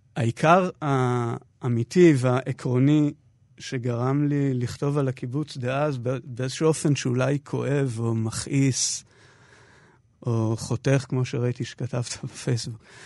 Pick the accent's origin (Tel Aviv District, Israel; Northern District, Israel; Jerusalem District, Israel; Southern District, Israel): Northern District, Israel; Ma'oz Haim; moved away as an adult; הסביבה הטבעית שלי זה קיבוץ מעוז חיים בעמק בית שאן